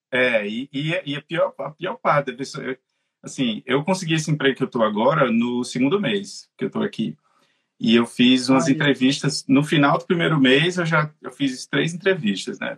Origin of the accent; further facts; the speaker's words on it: Natal, Rio Grande do Norte, Brazil; moved away as an adult; now in Dublin, Ireland; eu sou de Natal